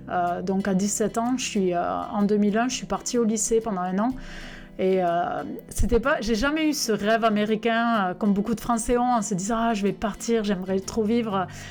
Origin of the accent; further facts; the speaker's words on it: Albi, Occitania, France; moved away as an adult; now in Jonesboro, United States; Je suis originaire d'Albi, dans le Tarn